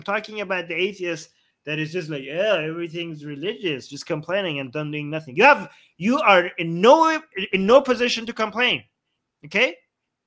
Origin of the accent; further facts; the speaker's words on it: Canada; I'm a Canadian that is anti-monarchy in Canada